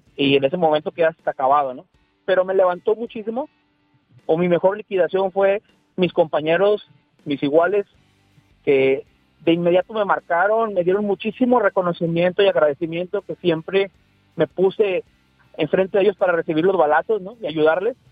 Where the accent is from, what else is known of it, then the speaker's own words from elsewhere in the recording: Tampico, Tamaulipas, Mexico; moved away as an adult; now in Monterrey, Mexico; yo soy de Tampico, pero estoy trabajando en Monterrey, Ya tengo seis años